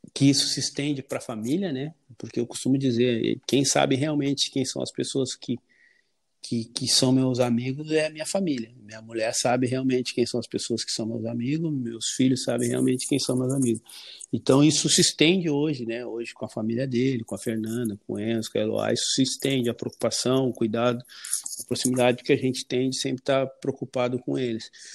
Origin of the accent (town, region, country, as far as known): Porto Alegre, Rio Grande do Sul, Brazil; born or raised there